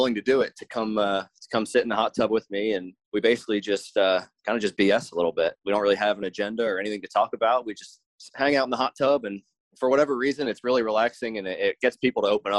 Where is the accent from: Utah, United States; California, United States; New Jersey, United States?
New Jersey, United States; I'm from South Jersey